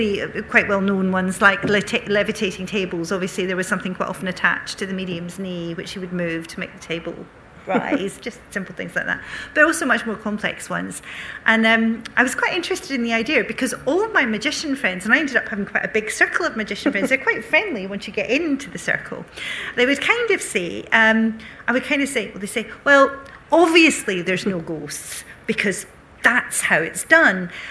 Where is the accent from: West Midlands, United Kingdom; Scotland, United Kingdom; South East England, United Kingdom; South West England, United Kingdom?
Scotland, United Kingdom; Bellshill; when I was growing up in Belt Sill, there were a girl I went to school